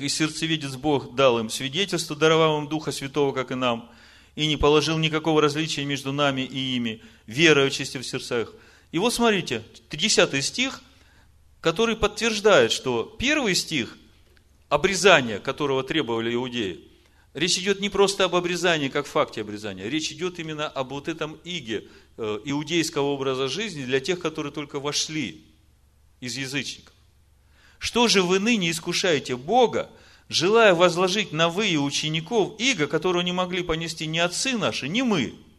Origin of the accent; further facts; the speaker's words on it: Ukraine; Я украинец